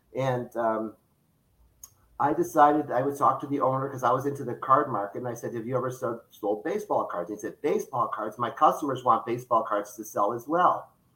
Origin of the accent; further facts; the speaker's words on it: Detroit, Michigan, United States; now in Florida, United States; I grew up in Detroit, Michigan